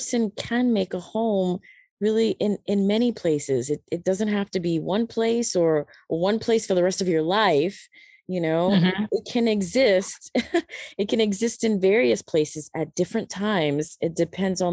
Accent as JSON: {"language": "English", "country": "United States", "tie": "born or raised there", "also_born_or_lived": "Panama", "moved": "as an adult", "lives_now": "China", "said": "I lived for really practically all my life in America."}